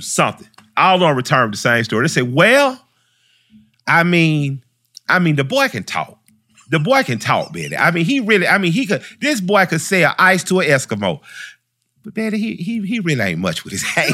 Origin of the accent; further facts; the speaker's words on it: Atlanta, Georgia, United States; I grew up in the Collier Heights Elementary, right on the west side